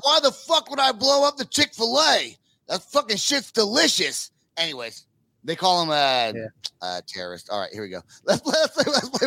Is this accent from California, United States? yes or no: yes; Northern California, United States; now in Oklahoma, United States; I'm from California. I live in Oklahoma, but I am from, but I'm from Northern California